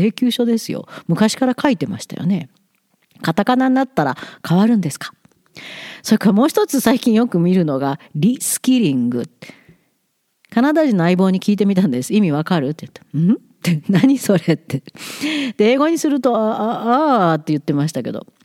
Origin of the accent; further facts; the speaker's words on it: Japan; moved away as an adult; also born or lived in Tokyo, Japan / Setouchi (Kurushima Strait), Japan; now in Alberta, Canada; 生まれ育って起業して苦労して子育てをしてシングルマザーで頑張った日本ですからここもう何にもない大平原のど真ん中 in the middle of nowhere からも毎日日本のニュースを追っかけてます